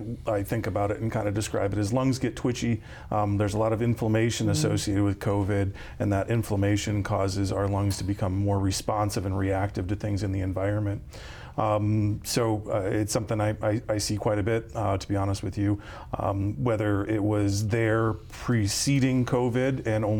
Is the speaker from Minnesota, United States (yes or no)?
no; Vermillion, South Dakota, United States; now in Watertown, United States; I was born and raised in Vermilion and got out of the Midwest for a little bit